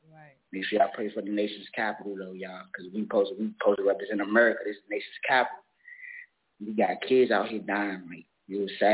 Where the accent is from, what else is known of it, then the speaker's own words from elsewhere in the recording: Washington, District of Columbia, United States; I'm from Washington, D.C., southeast side